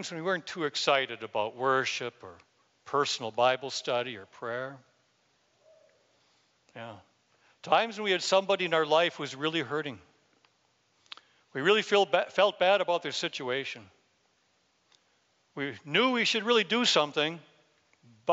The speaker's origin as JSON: {"language": "English", "region": "Wisconsin", "country": "United States", "said": "I'm from Wisconsin"}